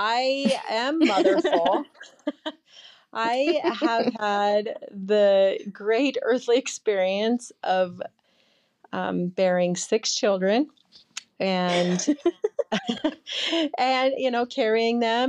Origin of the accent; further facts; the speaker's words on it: Orderville, Utah, United States; I grew up in Southern Utah in a family of 12 kids in 10 acres of country land and, down in Orderville